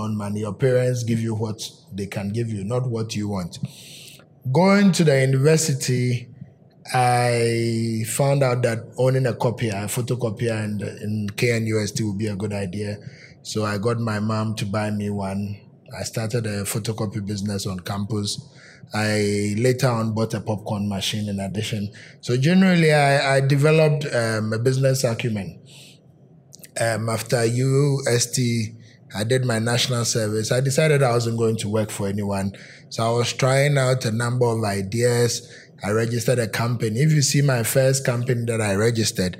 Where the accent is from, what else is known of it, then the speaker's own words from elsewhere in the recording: Kwahu, Eastern Region, Ghana; I'm a Kwao man.